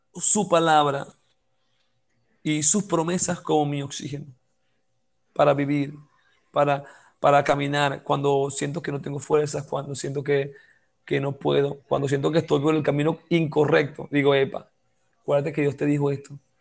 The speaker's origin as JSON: {"language": "Spanish", "country": "Venezuela", "said": "como venezolanos"}